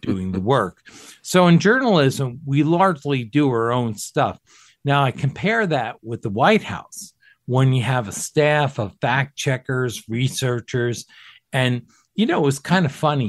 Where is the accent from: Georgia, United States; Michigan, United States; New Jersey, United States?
New Jersey, United States; also born or lived in Camp Pendleton, California; they settled in New Jersey, where I grew up.